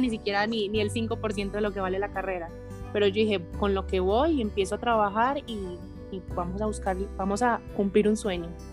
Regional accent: Medellín, Antioquia, Colombia; moved away; also born or lived in Bogotá / Barranquilla; nací en Bogotá, pero viví en Medellín

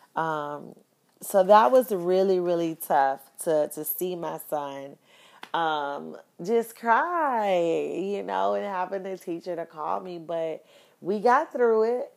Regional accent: Miami, Florida, United States; moved away as an adult; now in Houston, United States; I relocated from Miami

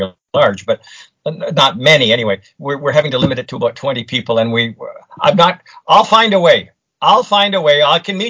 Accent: Toronto, Ontario, Canada; now in London, Canada; I grew up in the Toronto area

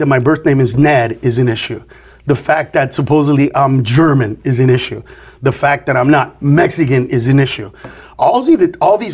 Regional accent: Honduras; now in United States; I'm from Honduras

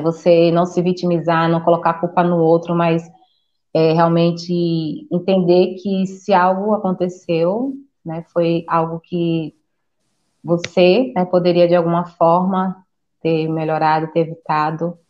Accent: Sergipe, Brazil; now in Campinas, Brazil; eu sou nordestina, né, sou de Sergipe, só que atualmente moro em Campinas

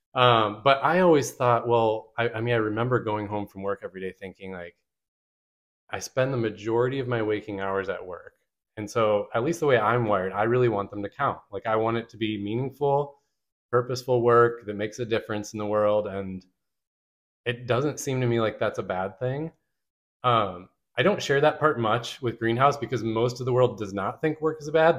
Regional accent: Michigan, United States; moved away as an adult; now in Richmond, United States; I grew up in Michigan

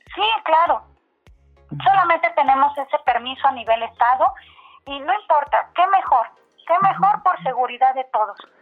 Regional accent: Mexico; somos todos los mexicanos

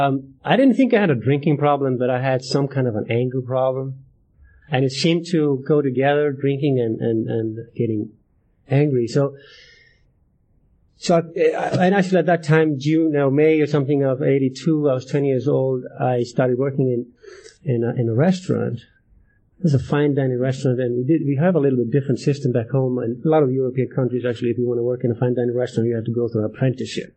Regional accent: Ísafjörður, Westfjords, Iceland; moved away as an adult; now in Alaska, United States; I'm from Iceland

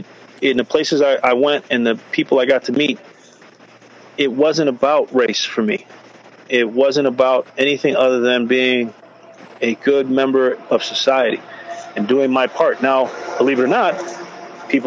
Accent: United States; I'm an American.

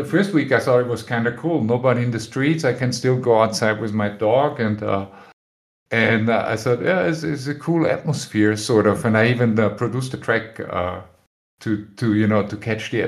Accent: Austria; moved away as an adult; now in Spain; I'm originally from Austria, but I live in Spain.

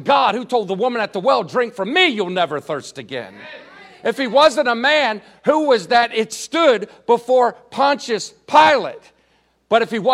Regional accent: Washington, District of Columbia, United States; also born or lived in Maryland; I was born on Capitol Hill

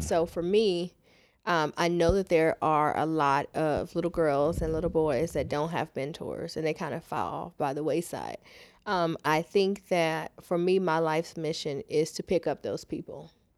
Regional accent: Houston, Texas, United States; Born and raised in Houston

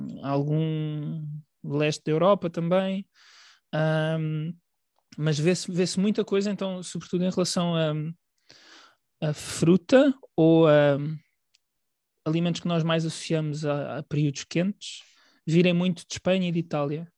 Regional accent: Portugal; nós um, consideramos parte da nossa alimentação enquanto portugueses

